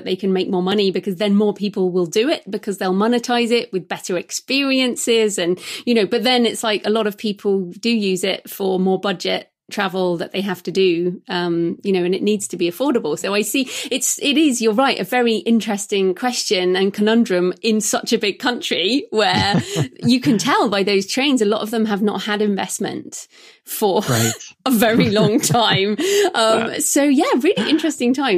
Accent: United Kingdom; I'm British

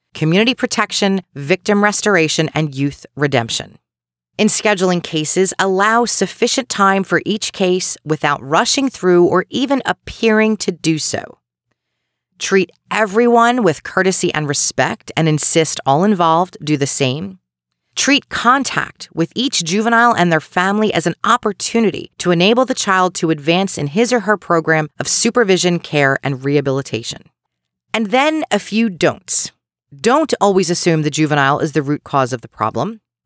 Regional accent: Delco, Pennsylvania, United States; accent: Delco; my Delco accent

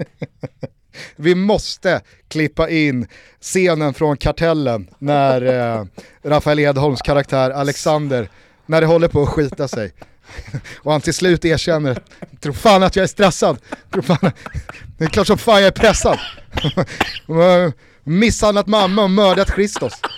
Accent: Sweden; vi är också svenskar

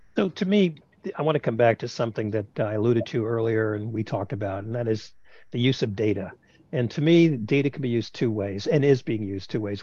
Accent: New York City, New York, United States; moved away; I'm a New Yorker

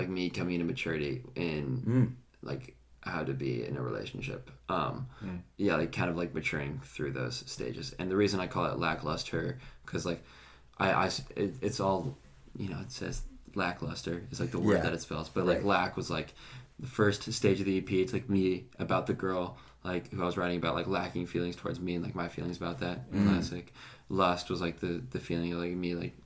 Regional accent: Wenatchee, Washington, United States; moved away as an adult; now in Lynchburg, United States; I grew up in Wenatchee, which is the apple capital of the world

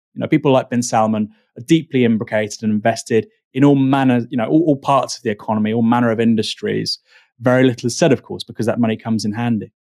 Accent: Bournemouth, South West England, United Kingdom; I'm from Bournemouth

